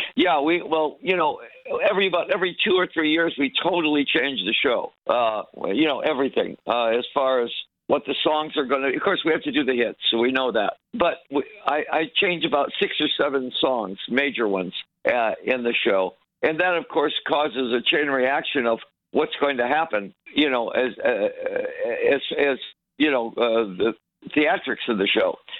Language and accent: English; Detroit, Michigan, United States; born or raised there